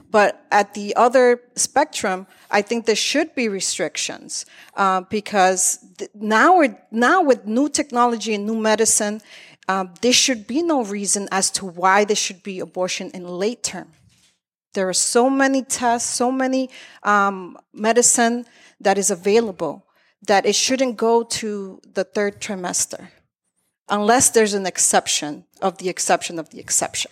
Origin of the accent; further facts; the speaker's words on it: Lawrence, Massachusetts, United States; also born or lived in Methuen; I was born in Methuen, raised in Lawrence